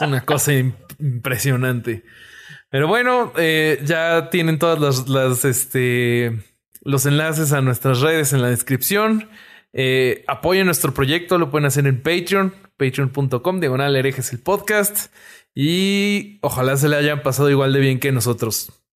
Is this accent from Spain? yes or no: no; Mexico; somos mexicanos